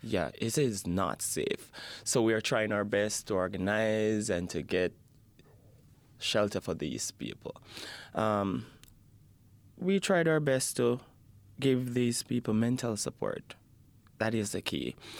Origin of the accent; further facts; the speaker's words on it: Jamaica; now in Edmonton, Canada; I'm from Jamaica.